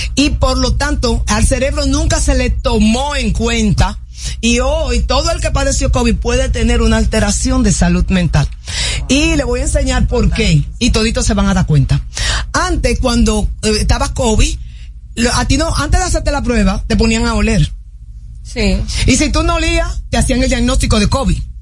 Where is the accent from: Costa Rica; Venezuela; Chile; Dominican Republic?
Dominican Republic; los dominicanos éramos una de las personas que éramos más fácilmente adaptables